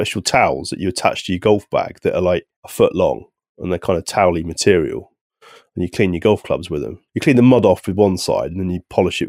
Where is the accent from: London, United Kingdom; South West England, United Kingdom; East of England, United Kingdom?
South West England, United Kingdom; Somerset; I'm from the West Country myself. I was brought up in Somerset, so I know that area